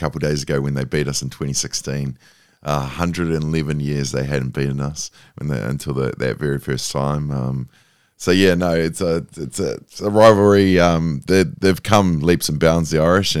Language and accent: English; New Zealand; I'm a Kiwi.